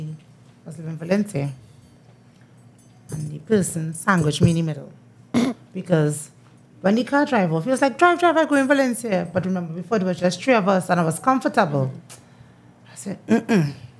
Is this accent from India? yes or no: no; Tunapuna, Tunapuna-Piarco, Trinidad & Tobago; I'm originally from Tunapuna.